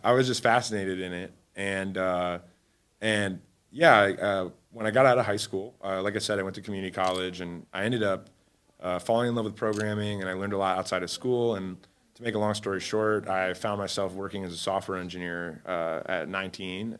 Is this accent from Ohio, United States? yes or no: yes; Cleveland, Ohio, United States; moved away as an adult; also born or lived in Alabama; now in Miami, United States; I was raised in Cleveland, Ohio